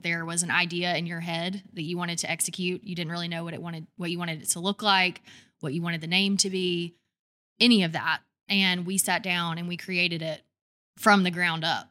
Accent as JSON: {"language": "English", "town": "Douglasville", "region": "Georgia", "country": "United States", "tie": "born or raised there", "also_born_or_lived": "Alabama", "moved": "as an adult", "lives_now": "Birmingham, United States", "said": "I'm, I'm from Georgia, right outside of Atlanta, twenty miles west of Atlanta, in a little town called Douglasville"}